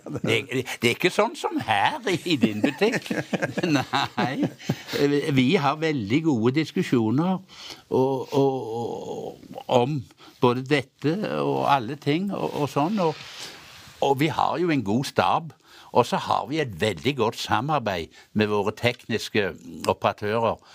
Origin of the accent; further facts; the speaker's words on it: Hjelmeland, Rogaland, Norway; der jeg kommer fra opprinnelig. Hjelmeland i Ryfylke.